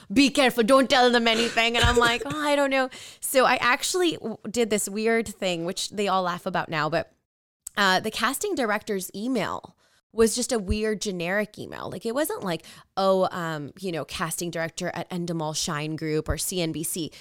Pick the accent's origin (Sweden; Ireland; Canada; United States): Canada; Edmonton, Alberta; I was born and raised in Edmonton, Alberta.